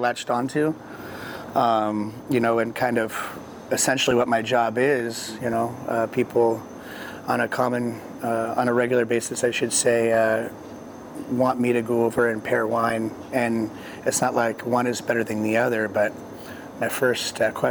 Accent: Orange, California, United States; moved away as an adult; also born or lived in Colorado; now in Oregon, United States; I was born in Orange, California, so Southern California, the old town of Orange County

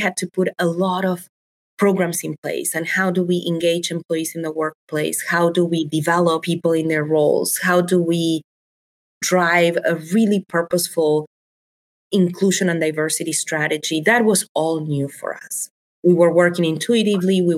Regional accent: Buenos Aires, Argentina; English is a second language; moved away as an adult; now in Chicago, United States; So, born and raised in Argentina, I come from Buenos Aires.

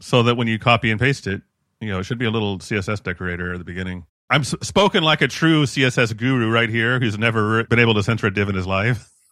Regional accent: United States; as an American, I am culturally trained to ignore the country

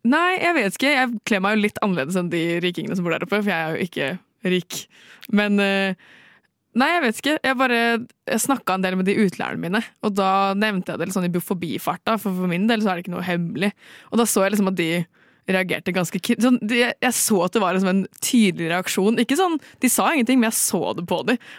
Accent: Trøndelag, Norway; Jeg er 25 og en siss og skeiv kvinne som bruker hundpronomen Og jeg er trønder.

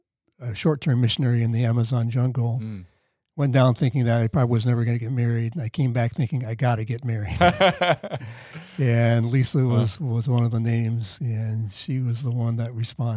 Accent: Iowa, United States; also born or lived in Baltimore, Maryland; but my parents moved out to Iowa when I was 3, and they brought me along.

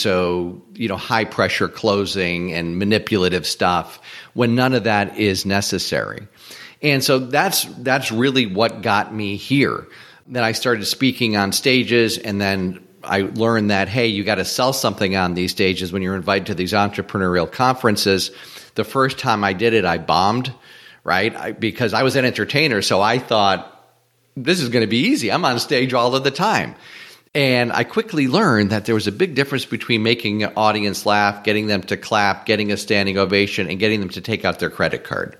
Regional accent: Springfield, Massachusetts, United States; moved away as an adult; also born or lived in Atlanta; I eventually moved out of my hometown from Springfield, Mass to, to Atlanta

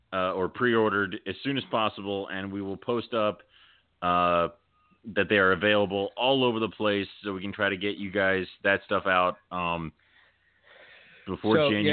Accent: Philadelphia, Pennsylvania, United States; I was born in Philadelphia.

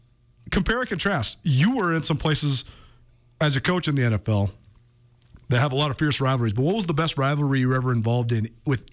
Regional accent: Missoula, Montana, United States; growing up in this town

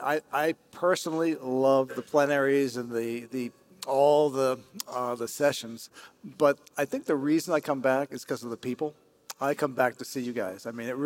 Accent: Philadelphia, Pennsylvania, United States; So it's Philadelphia, which is my hometown.

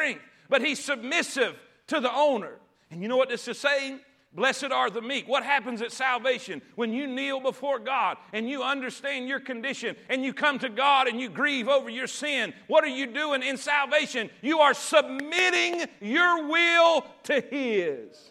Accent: the South, United States; We grew up in the South.

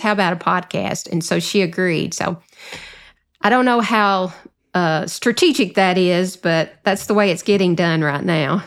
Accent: the South, Southern United States, United States; accent: Southern; my Southern accent

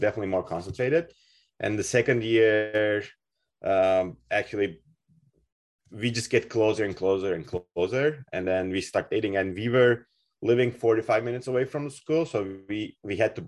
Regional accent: Turkey; moved away as an adult; now in Kelowna, Canada; As a family, pasta was on our table back in Turkey. We're originally from Turkey

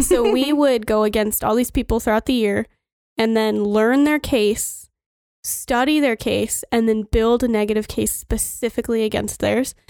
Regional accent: Rosebud, Montana, United States; also born or lived in Miles City, Montana / New York; we came back to Rosebud again, following my grandparents

